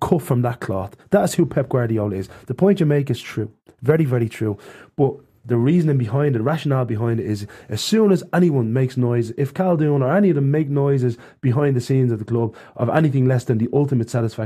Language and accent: English; Ireland; moved away as an adult; now in Barcelona, Spain; I come from Ireland